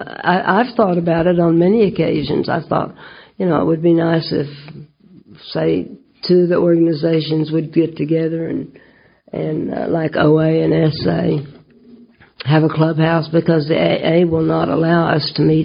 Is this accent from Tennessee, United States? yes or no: yes; Nashville, Tennessee, United States; here in Nashville, I mean, in my hometown, there's no such place for us to meet except churches or somebody's office or something like that.